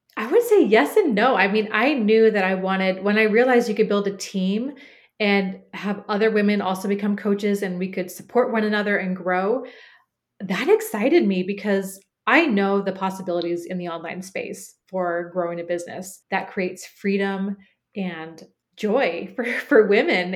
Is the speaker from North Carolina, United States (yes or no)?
no; Portland, Oregon, United States; moved away as an adult; Cooper, my son, and I moved back to my hometown of Portland, Oregon.